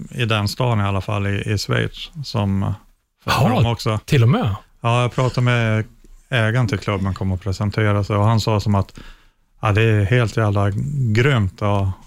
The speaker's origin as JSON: {"language": "Swedish", "region": "Norrland", "country": "Sweden", "said": "ja men det är väl kanske min norrländska tjurighet där, att jag, jag ger inte upp"}